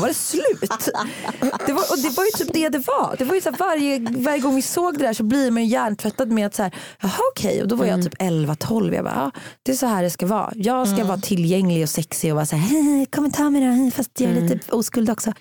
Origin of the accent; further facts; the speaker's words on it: Uddevalla, Västra Götaland, Sweden; min kompis Maria som bodde i radhusområdet i Uddevalla där jag växte upp